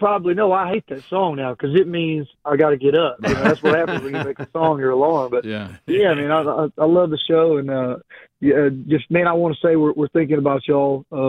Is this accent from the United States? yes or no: yes; Jacksonville, Alabama, United States; For one, I'm born and raised in Jacksonville. You know, that was